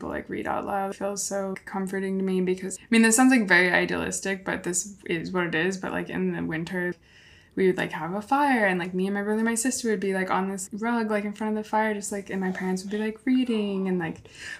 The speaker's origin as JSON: {"language": "English", "town": "Davis", "region": "California", "country": "United States", "tie": "born or raised there", "said": "I was born and raised in California"}